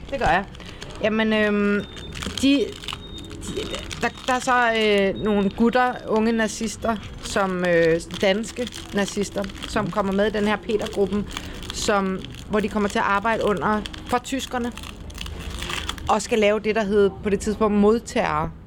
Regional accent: Copenhagen, Capital Region of Denmark, Denmark; moved away as an adult; now in Kolding, Denmark; nu er jeg jo født og opvokset i København

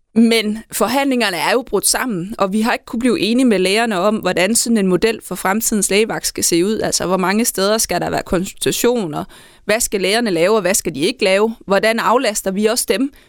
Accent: Southern Jutland, Southern Denmark, Denmark

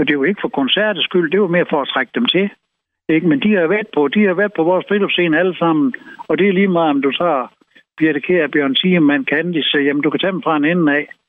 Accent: Esbjerg, Southern Denmark, Denmark; Jeg er født og opvokset i Esbjerg

